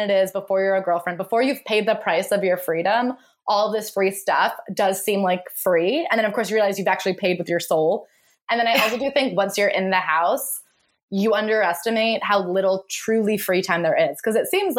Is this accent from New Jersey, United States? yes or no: yes; New Jersey, United States; I am from New Jersey.